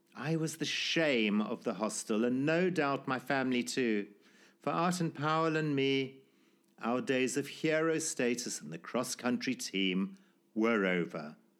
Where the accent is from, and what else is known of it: Zimbabwe; born or raised there